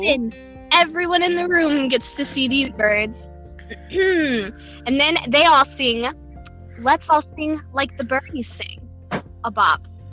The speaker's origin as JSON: {"language": "English", "region": "Tennessee", "country": "United States", "tie": "born or raised there", "said": "I was born in Tennessee"}